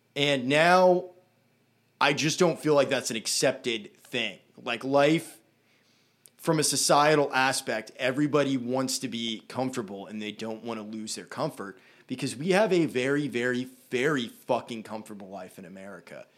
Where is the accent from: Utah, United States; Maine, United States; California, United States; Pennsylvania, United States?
Maine, United States; Brunswick; We grew up in Brunswick. Very liberal place